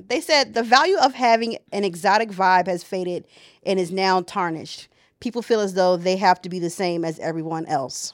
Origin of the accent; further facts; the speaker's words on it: United States; first language English; I'm an American